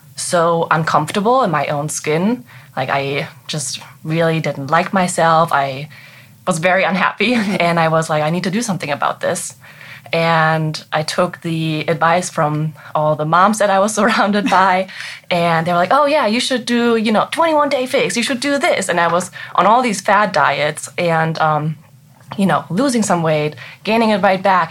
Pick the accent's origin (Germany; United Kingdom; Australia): Germany; English is a second language; moved away as an adult; now in Frederick, United States; I'm actually from Germany, and I came here in 2015 as an au pair. And I just wanted to perfect my English